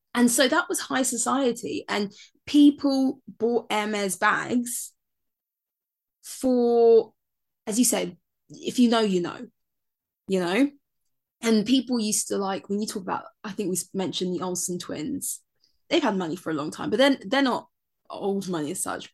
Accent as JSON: {"language": "English", "country": "United Kingdom", "tie": "born or raised there", "said": "both of us born and raised in Britain"}